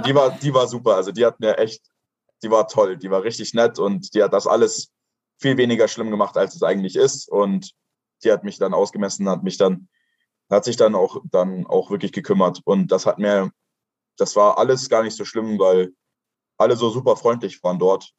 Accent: Kochel am See, Bavaria, Germany; ich komme aus Kochel am See. Das ist ein süßes kleines Dorf in Bayern.

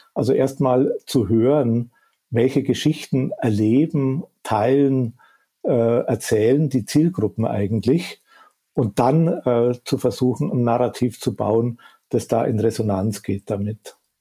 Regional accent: Upper Bavaria, Germany; accent: Bavarian; Ich komme aus dem tiefsten Bayern und aus dem Süden äh, Oberbayerns. Äh, ich wohne auch da in, in, im schönen Chiemgau

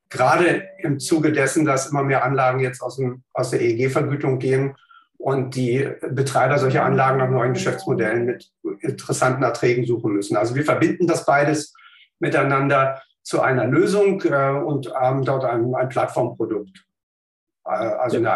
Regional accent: Berlin, Germany; ich bin ähm, gebürtiger Berliner, habe hier in Berlin Naturwissenschaften studiert

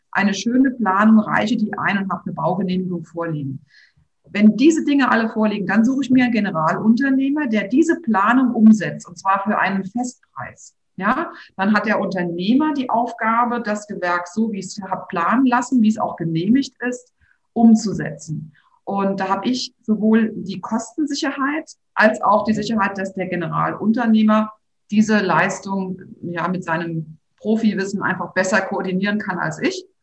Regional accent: Rhineland-Palatinate, Germany; Rheinhessen und ich weiß, ich, ich kenne hier so viele Grundstücke, die tatsächlich noch zu erwerben sind.

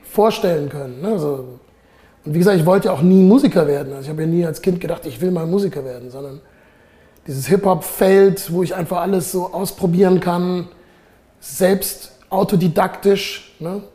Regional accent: Heidelberg, Baden-Württemberg, Germany; moved away as an adult; now in Zurich, Switzerland; Ich bin hier in Heidelberg aufgewachsen

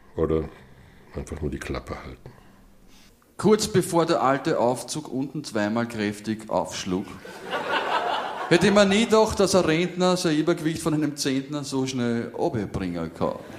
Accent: Germany; mich als Piefke

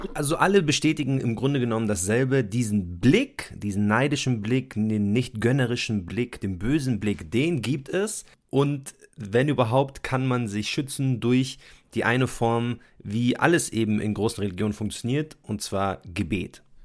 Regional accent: Munich, Bavaria, Germany; Wir kommen beide ursprünglich aus München

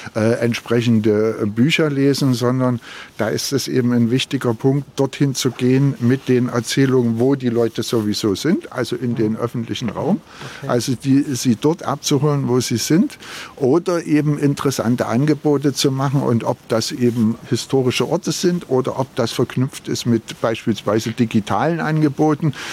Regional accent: Berlin, Germany; ich komme aus Berlin

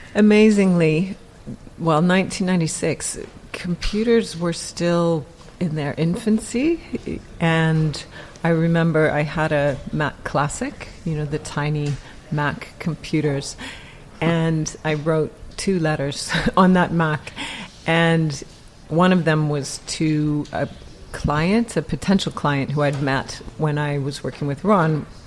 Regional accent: Canada; now in United Kingdom; I'm Canadian, I'm not English, I don't have the connections or the network from being educated here

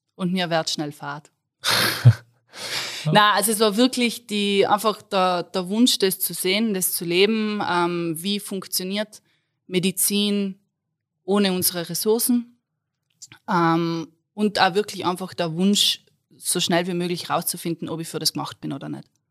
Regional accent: South Tyrol, Trentino-Alto Adige, Italy; accent: South Tyrolean; moved away as an adult; now in Innsbruck, Austria; Südtirolerin, falls es jemand noch nicht herausgehört hat aus meinem Dialekt. Ähm, Wahlinnsbruckerin

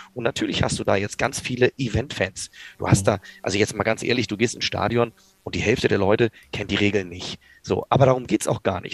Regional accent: Kiel, Schleswig-Holstein, Germany; ich komme selber aus Kiel

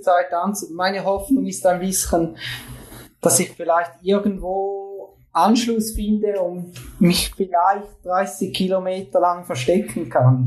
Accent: Switzerland; bei uns in der Schweiz

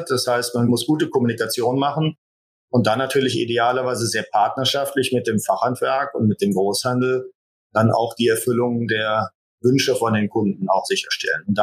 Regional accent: Rhineland, Germany; Und natürlich als Rheinländer liegt das in der DNA, ist man natürlich auch ein bisschen gesellig.

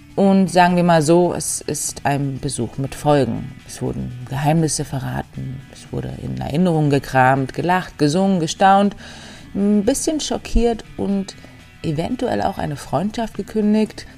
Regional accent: Berlin, Germany; als Berlinerin

